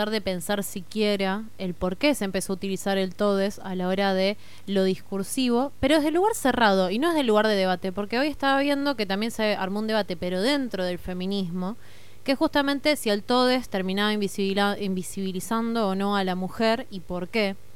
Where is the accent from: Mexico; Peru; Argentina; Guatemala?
Argentina; Somos Argentina, no somos España.